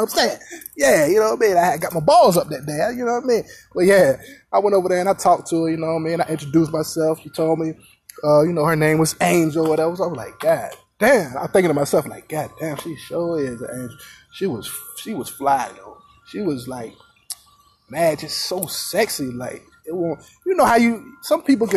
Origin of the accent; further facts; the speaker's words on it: Virginia, United States; I was in Virginia, my hometown, Virginia